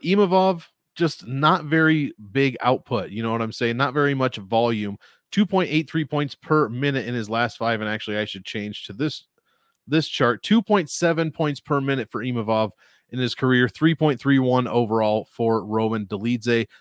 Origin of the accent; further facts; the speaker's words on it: United States; as an American